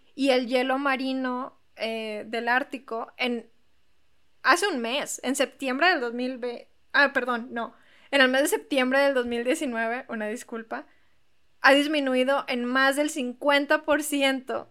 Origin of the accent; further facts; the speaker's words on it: Monterrey, Nuevo León, Mexico; todos los del equipo de Plan Acto hasta ahorita somos de Monterrey y aquí vivimos